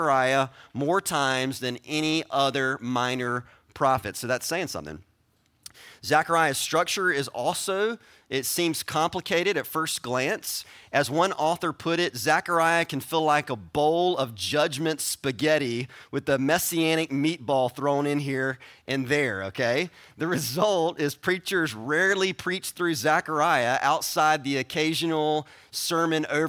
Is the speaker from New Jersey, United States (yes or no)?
no; South Carolina, United States; I'm from South Carolina